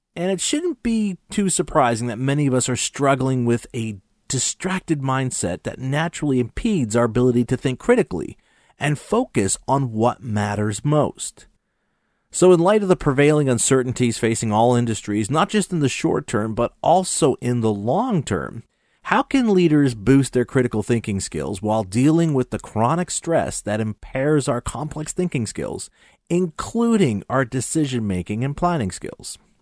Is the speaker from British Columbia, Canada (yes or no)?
no; Montreal, Quebec, Canada; my hometown Montreal